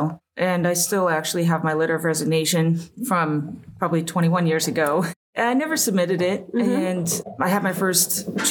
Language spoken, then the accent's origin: English; Wichita, Kansas, United States; moved away; I'm from Kansas originally, yep. Born and raised, good old Wichita, Kansas.